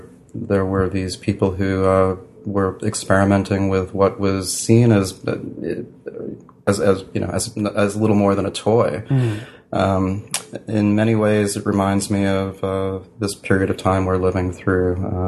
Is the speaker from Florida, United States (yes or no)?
no; New York, United States; New York is that's where I was born in New York, mm-hmm. and then I lived in New York when I was a child.